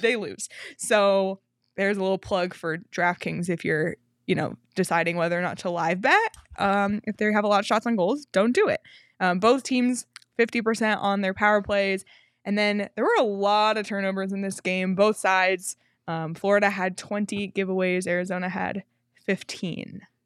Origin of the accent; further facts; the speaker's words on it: Canada; I'm Canadian